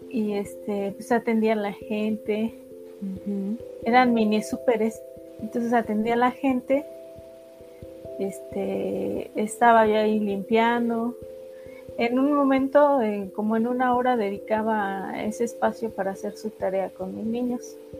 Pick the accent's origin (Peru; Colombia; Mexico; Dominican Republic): Mexico; Ixmiquilpan, Hidalgo; nací en Ixmiquilpan, Hidalgo.